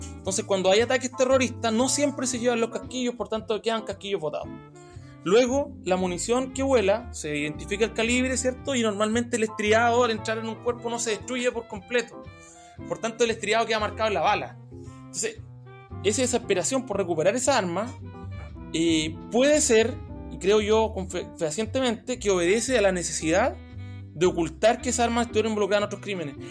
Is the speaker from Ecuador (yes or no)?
no; Chile; nosotros como chilenos